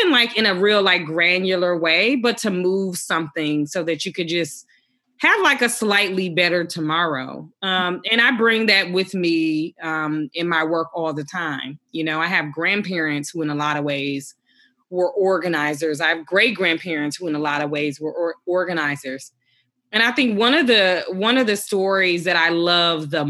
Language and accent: English; Milwaukee, Wisconsin, United States; I grew up in the Midwest in Milwaukee. Um, in a lot of ways, that's a, a working poor community, deeply, deeply segregated, predominantly Black community.